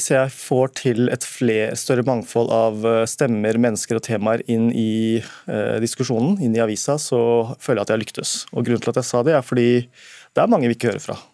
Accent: Bekkestua, Akershus, Norway; Jeg er fra Haslum, Bekstua. Og har pakistanske foreldre som Pappa var T-banefører.

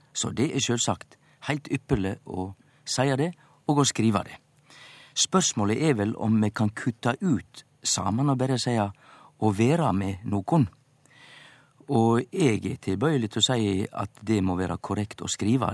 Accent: Western Norway, Norway; eg som vestlending

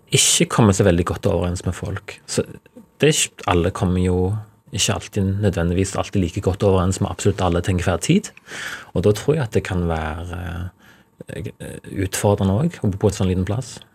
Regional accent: Ryfylke, Rogaland, Norway; Folk respekterer stillferdighet i, i Ryfylke, der jeg kommer fra

